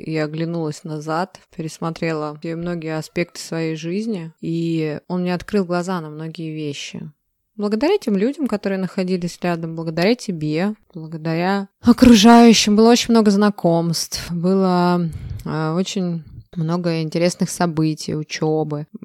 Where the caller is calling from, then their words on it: Saint Petersburg, Russia; А я из э, хмурого, сегодня немножечко пасмурного Санкт-Петербурга.